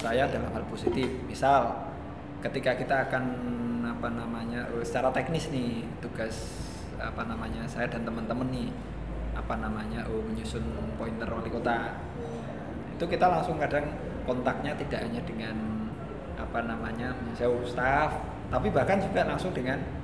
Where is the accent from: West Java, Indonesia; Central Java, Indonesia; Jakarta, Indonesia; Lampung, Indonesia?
Central Java, Indonesia; Semarang; kita orang Semarang